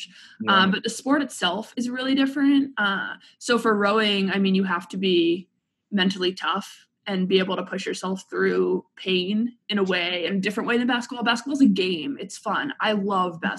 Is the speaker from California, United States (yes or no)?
no; Boston, Massachusetts, United States; moved away as an adult; also born or lived in Indiana; now in Indianapolis, United States; I'm from Boston